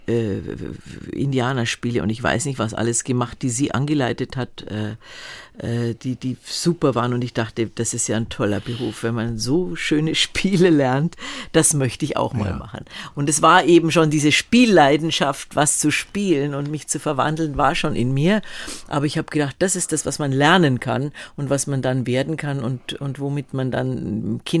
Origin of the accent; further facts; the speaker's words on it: Munich, Bavaria, Germany; weil München war immer so mein, mein Nest. Ich bin, trotzdem ich viel rumgekommen bin, hatte ich immer das Gefühl, das ist, ist mein Zuhause.